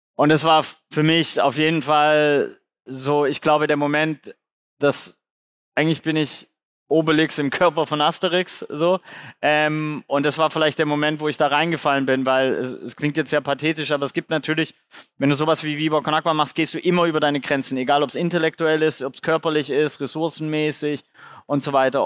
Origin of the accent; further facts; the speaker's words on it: Swabia, Germany; ich bin beim Genpool Lotterie im Schwabenländle geboren